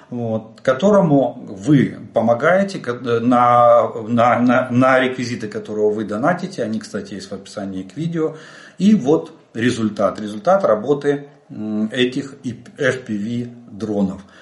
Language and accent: Russian; Ukraine; Добрый день, мы из Украины.